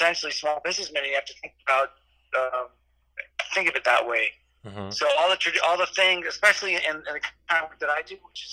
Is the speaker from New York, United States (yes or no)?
yes; New York, United States; moved away as an adult; now in Miami, United States; I'm actually originally from New York